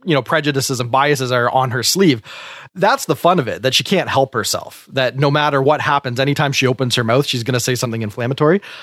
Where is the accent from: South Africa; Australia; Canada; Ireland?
Canada